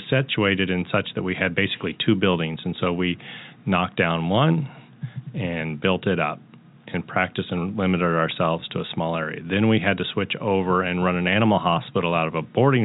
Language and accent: English; the Northland, Missouri, United States; I'm born and raised in the Northland